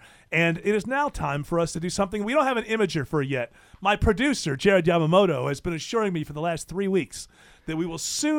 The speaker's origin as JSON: {"language": "English", "area": "near Syracuse", "region": "New York", "country": "United States", "tie": "born or raised there", "moved": "yes", "said": "Syracuse is the team that was close to me growing up."}